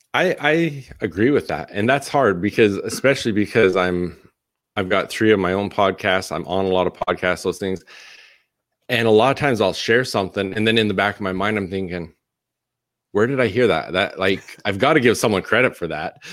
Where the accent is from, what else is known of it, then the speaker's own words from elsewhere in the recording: Canada; moved away as an adult; also born or lived in Utah; now in Arizona, United States; born and raised in Canada